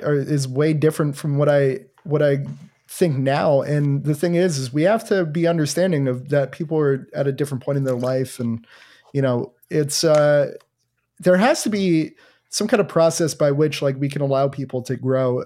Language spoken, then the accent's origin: English; New Jersey, United States; I'm from New Jersey